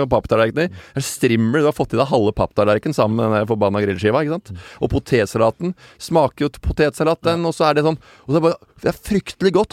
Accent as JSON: {"language": "Norwegian", "town": "Tønsberg", "region": "Vestfold", "country": "Norway", "tie": "born or raised there", "said": "jeg er født i skjærgården i Tønsberg"}